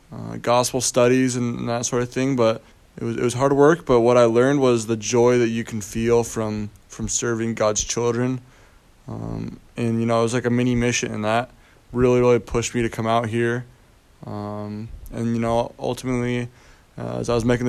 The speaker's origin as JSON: {"language": "English", "town": "Bountiful", "region": "Utah", "country": "United States", "moved": "as an adult", "lives_now": "Texas, United States", "said": "I am from Bountiful, Utah."}